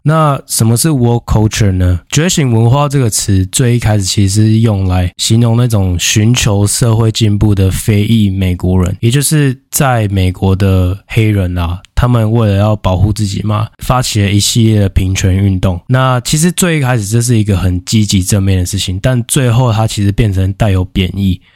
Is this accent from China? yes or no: no; Taiwan; 相较于我们台湾人，我们台湾人穿衣服就是很在意形象嘛。